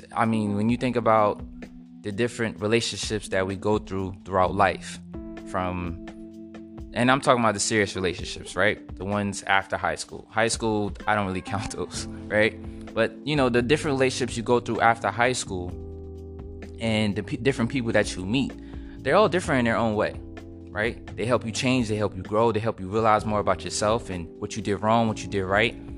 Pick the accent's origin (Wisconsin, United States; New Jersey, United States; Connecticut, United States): New Jersey, United States; Edison; also born or lived in Brooklyn, New York; I was born in Brooklyn, New York, raised in Edison, New Jersey